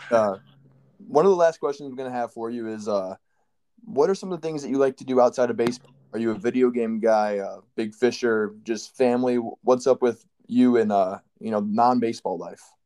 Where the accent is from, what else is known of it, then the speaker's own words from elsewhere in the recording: Michigan, United States; I'm from Michigan